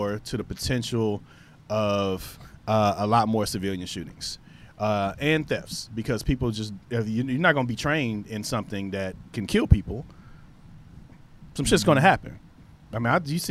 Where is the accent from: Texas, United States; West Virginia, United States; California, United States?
Texas, United States; Houston; we are from Houston